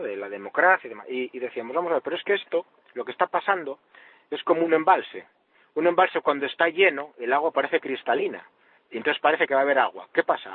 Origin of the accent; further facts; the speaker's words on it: Asturias, Spain; como decimos aquí en Asturias